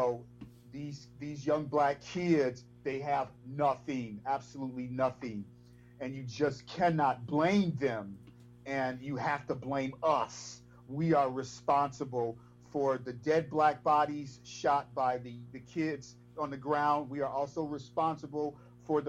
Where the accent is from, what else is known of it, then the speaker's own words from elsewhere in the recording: Chicago, Illinois, United States; I was actually from Inglewood originally, moved to Roseland, then moved to the 78th, 85th and Bennett on the east